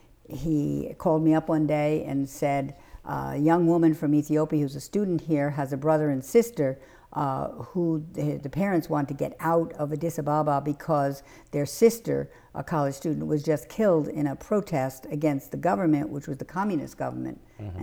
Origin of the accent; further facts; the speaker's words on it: Long Island, New York, United States; moved away as an adult; now in Mecosta, Michigan, United States; I grew up in New York where there was a variety of people and nationalities and languages spoken and such, whereas here it's pretty same.